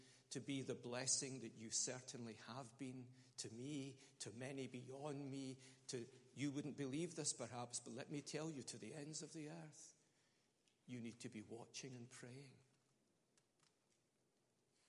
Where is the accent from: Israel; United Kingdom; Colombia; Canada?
United Kingdom; Scotland; I'm Scottish.